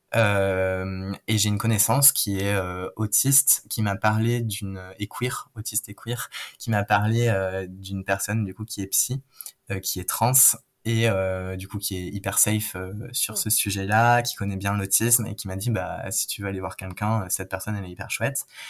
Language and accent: French; Toulouse, Occitania, France; moved away; je viens de Toulouse